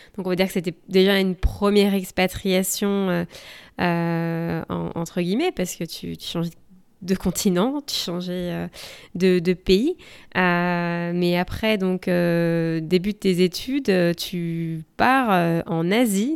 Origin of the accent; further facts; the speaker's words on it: France; now in United States; je suis française et je vous parle depuis la côte ouest des États-Unis